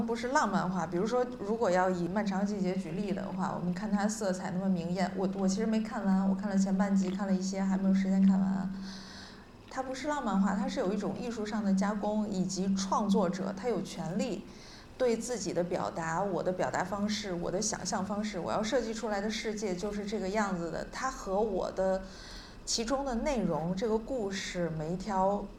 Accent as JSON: {"language": "Chinese", "region": "Northeast China", "country": "China", "said": "因为我们都是东北人，或者说我们写相同的题材"}